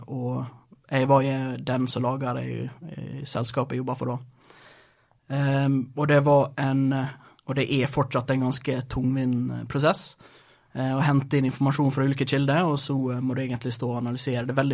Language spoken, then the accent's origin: Norwegian; Brattvåg, Møre og Romsdal, Norway; also born or lived in Sweden / Rogaland; Eh, ja, jeg er født i Sverige, altså flytta til Norge da jeg var ti. til Rogaland, da, vel merke så jeg snakka jo først en annen type dialekt. Eh, når jeg var 13, så, kom det, så flytta til Brattvågen.